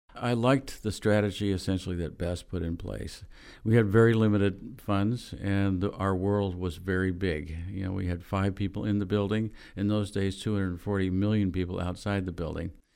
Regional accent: Bakersfield, California, United States; moved away as an adult; I grew up in Bakersfield, California, which was then a small town in the southern Central Valley of California

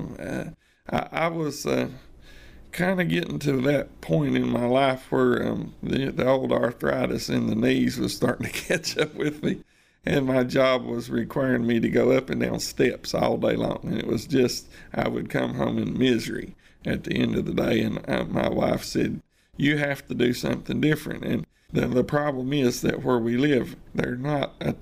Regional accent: Fries, Virginia, United States; It's a little hole in the road in Virginia. And he said, where? I said, well, it's a little place called Freeze.

